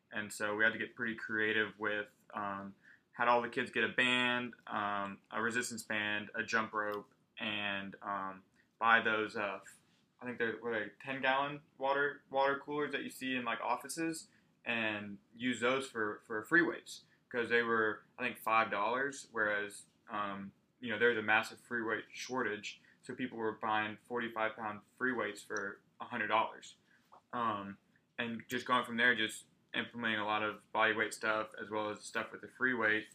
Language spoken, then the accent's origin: English; Texas, United States; now in Arkansas, United States; whenever they would ask me where I'm from, I did say Texas every single time.